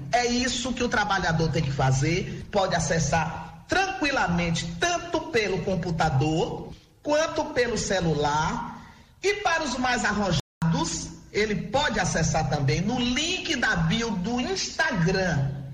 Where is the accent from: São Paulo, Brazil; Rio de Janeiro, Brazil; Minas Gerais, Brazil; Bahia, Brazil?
Bahia, Brazil; interior of; eu sou também do interior da Bahia